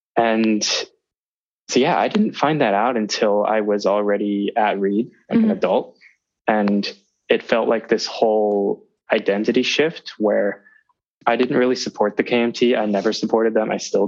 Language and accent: English; Taipei, Taiwan; I'm from Taipei, Taiwan.